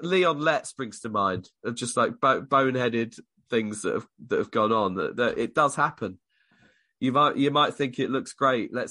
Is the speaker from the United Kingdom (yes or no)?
yes; United Kingdom; us Brits